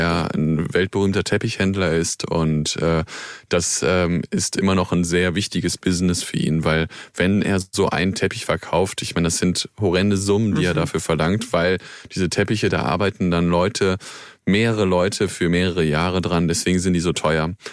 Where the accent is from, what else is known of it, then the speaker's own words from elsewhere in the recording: near Cologne, North Rhine-Westphalia, Germany; Ich bin äh, dort in der Gegend groß geworden